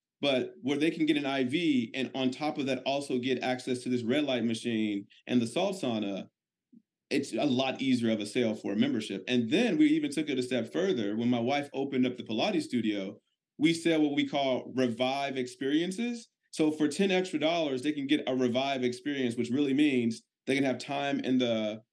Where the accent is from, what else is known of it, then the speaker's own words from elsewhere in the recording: Chicago, Illinois, United States; now in Tampa, United States; I'm originally from Chicago, but we now live in Tampa, Florida